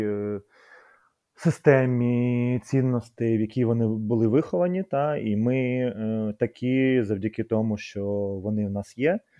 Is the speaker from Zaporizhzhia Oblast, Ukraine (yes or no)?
no; Kyiv, Ukraine; ми з братом народилися в Києві